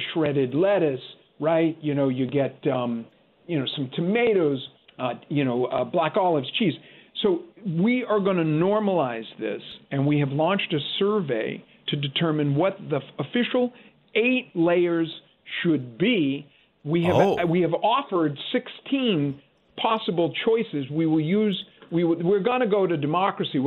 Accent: United States; I am an American

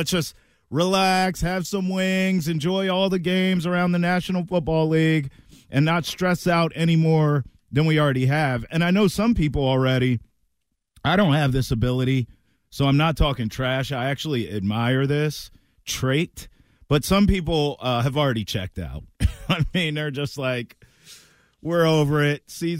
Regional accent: Maryland, United States; So I grew up in a small town in Maryland where I was basically an hour and a half from both big cities, Baltimore and Washington, D.C.

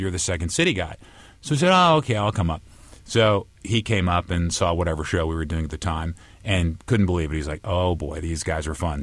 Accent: Santa Barbara, California, United States; moved away as an adult; also born or lived in Chicago; I grew up surfing and stuff in Santa Barbara

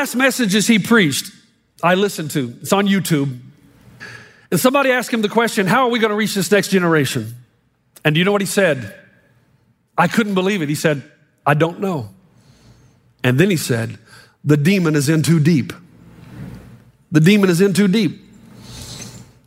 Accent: United States; moved away; also born or lived in New Zealand; I'm glad I'm American

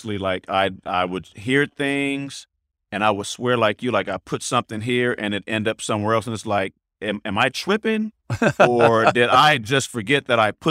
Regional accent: the Bay Area, California, United States; I'm from the Bay

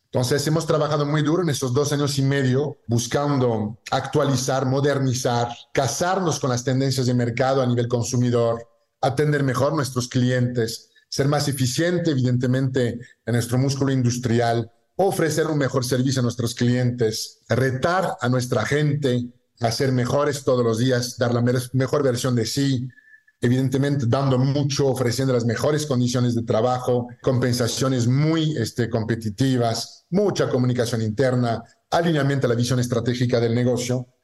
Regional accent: southwest France, France; moved away as an adult; now in Mexico; soy francés, este, nací en el sur oeste, en un pueblito de Francia

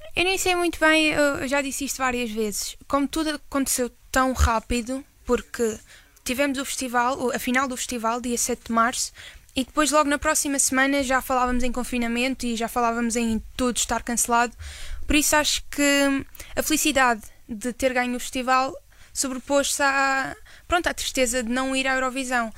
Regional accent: Madeira, Portugal; moved away; eu sou da Madeira

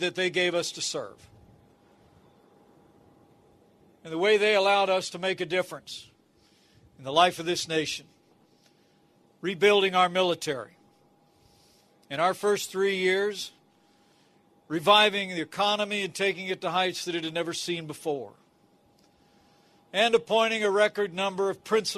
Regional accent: Indiana, United States; all my fellow Hoosiers, it is great to be back home again

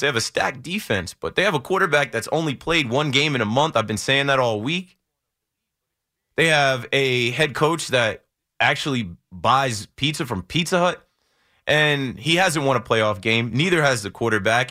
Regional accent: Ocean Township, New Jersey, United States; My hometown is Ocean Township, Monmouth County, Jersey Shore

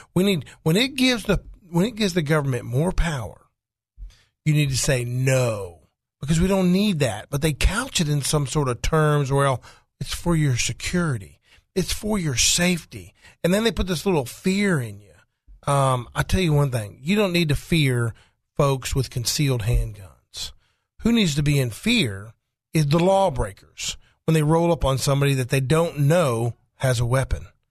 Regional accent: Faulkner County, Arkansas, United States; I'm from Faulkner County

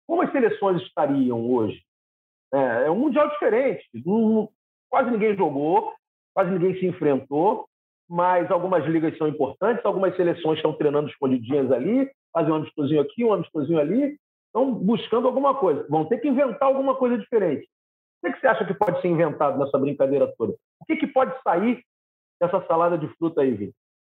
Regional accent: Rio de Janeiro, Brazil; sou carioca

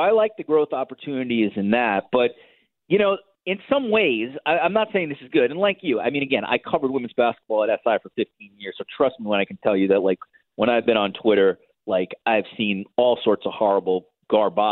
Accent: United States; now in Toronto, Canada; Now living in Toronto as an American

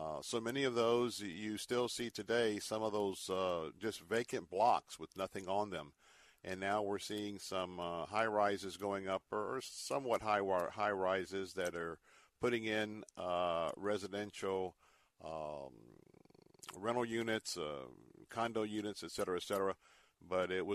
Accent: Tampa, Florida, United States; I was born and raised here in Tampa

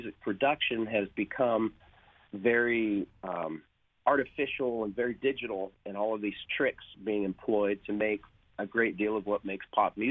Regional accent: Long Beach, California, United States; moved away as an adult; now in Nashville, United States; I come from Long Beach. I'm from Long Beach

